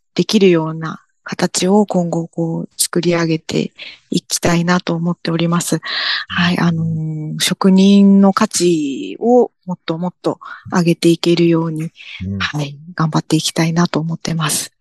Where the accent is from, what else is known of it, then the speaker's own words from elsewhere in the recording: Kanagawa, Japan; moved away as an adult; also born or lived in Amami Oshima, Kagoshima; 神奈川出身なんですけれども